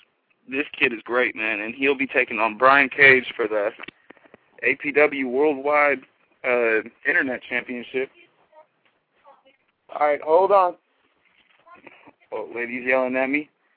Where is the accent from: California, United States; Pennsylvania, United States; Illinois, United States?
California, United States; San Francisco; I'm from San Francisco.